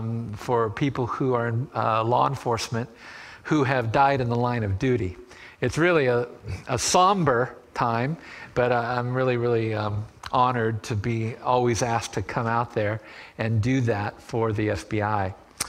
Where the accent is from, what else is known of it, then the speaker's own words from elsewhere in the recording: Annapolis, Maryland, United States; As you know, I'm from Annapolis, Maryland, last 6 years serving there at a church.